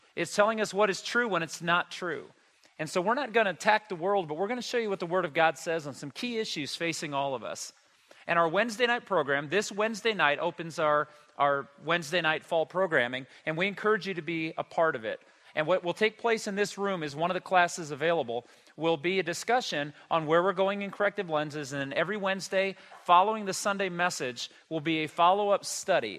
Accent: United States; I was born and raised in the United States

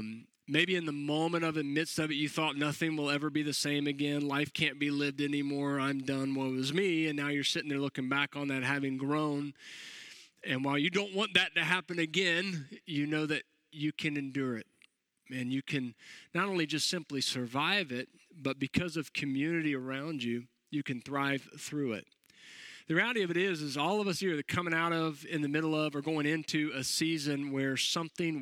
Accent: Florida, United States; also born or lived in Jacksonville; I'm born and raised in Florida

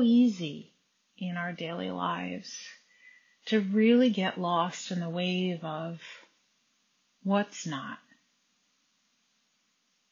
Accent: United States; Growing up, I grew up in the United States

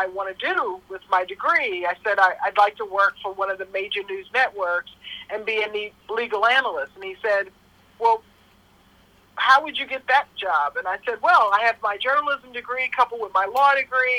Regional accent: Tulsa, Oklahoma, United States; moved away as an adult; now in New York, United States; So I moved to Oklahoma when I was in my tween years. I was about 12. My mother's job transferred from New York.

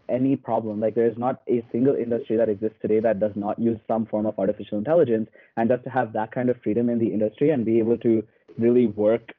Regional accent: India; moved away; I'm originally from India. I grew up in a couple of different cities

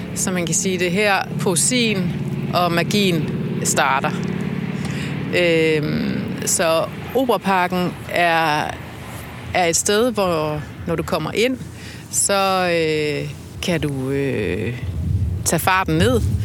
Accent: South Funen, Southern Denmark, Denmark; now in Copenhagen, Denmark; Jeg voksede op på Sydfyn, langt ude i skoven

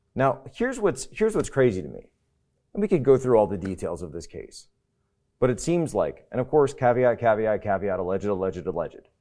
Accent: United States; growing up in the United States

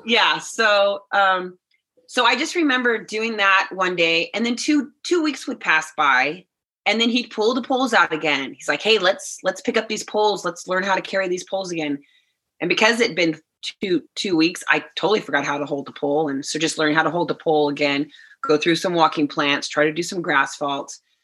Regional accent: Sacramento area, California, United States; also born or lived in Idaho; in Sacramento, kind of my hometown area, 30, 30 miles from my hometown

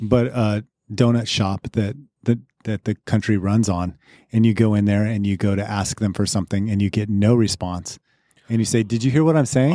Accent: Crowley, Colorado, United States; I grew up in Crowley, Colorado

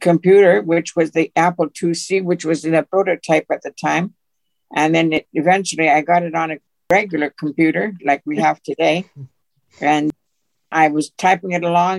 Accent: Edmonton, Alberta, Canada; moved away as an adult; also born or lived in New Brunswick / Ontario / Quebec / Nova Scotia; now in Calgary, Canada; I was born and raised in Edmonton, Alberta.

